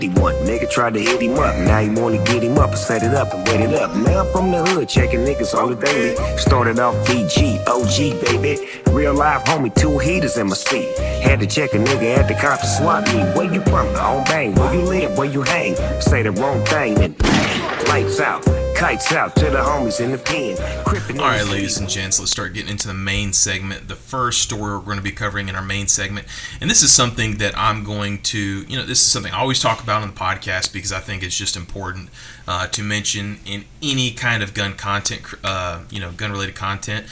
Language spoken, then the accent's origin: English; the South, United States; a young kid growing up in the South